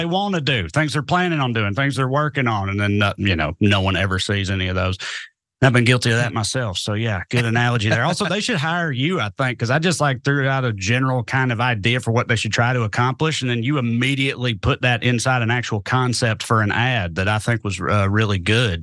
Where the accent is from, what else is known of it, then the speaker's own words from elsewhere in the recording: the South, United States; also born or lived in Cookeville, Tennessee; as a Southerner